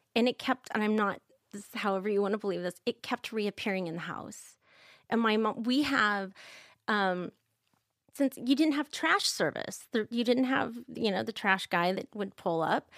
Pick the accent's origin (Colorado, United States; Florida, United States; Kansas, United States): Kansas, United States; I'm from Kansas, like you are, Michael, and we, I'm not religious now, but growing up, I grew up in the Quaker Church